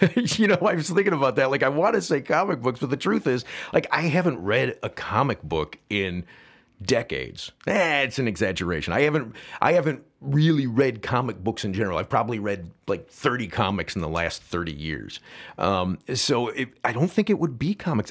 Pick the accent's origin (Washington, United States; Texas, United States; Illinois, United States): Illinois, United States; St. Charles; I grew up, as I said, in Saint Charles